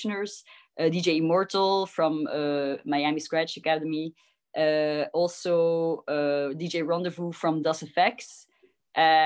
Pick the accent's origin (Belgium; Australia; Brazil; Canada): Belgium; Ghent, Flanders; moved away; also born or lived in Barcelona, Spain; I was born and raised in Ghent, Belgium